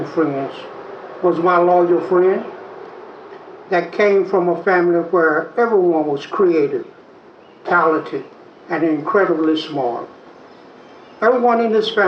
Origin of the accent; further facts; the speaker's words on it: Chapel Hill, North Carolina, United States; the village that we grew up with in Chapel Hill